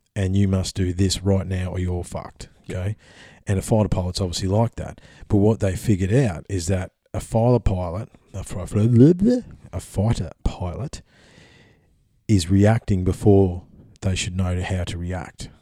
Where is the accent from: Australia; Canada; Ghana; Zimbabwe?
Australia; we're Australian